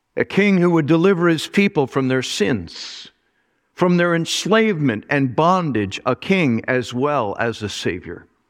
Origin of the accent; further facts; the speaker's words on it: Mineola, New York, United States; I was born in Minne-, Mineola, New York.